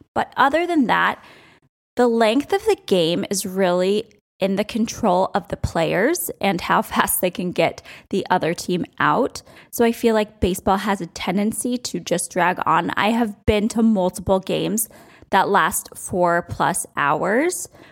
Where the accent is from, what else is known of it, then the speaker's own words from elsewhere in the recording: outside of New York, Connecticut, United States; So I grew up outside of New York, and we would drive in all the time to Yankee Stadium